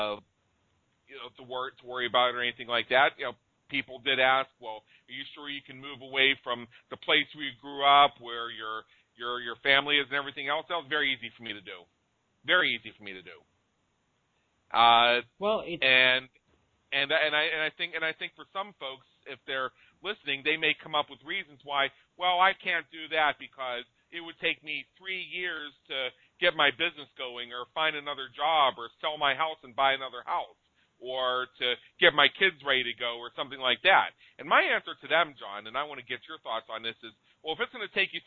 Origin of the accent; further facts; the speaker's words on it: Pittsburgh, Pennsylvania, United States; moved away as an adult; I was born and raised in the Pittsburgh, Pennsylvania area, and lived the first 10, 15 years of my adult life there.